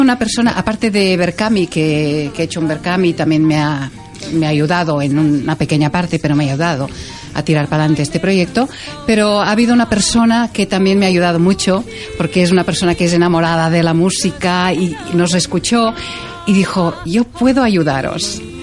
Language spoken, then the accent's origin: Spanish; Terrassa, Catalonia, Spain; first language Catalan; Spanish is a second language; en los conciertos en Tarrasa, que es de donde soy y donde he vivido siempre